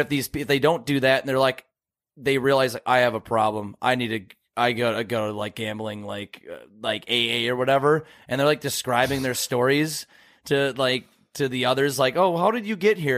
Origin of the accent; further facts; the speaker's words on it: Oklahoma, United States; I do not sound like I'm from Texas. I'm from Oklahoma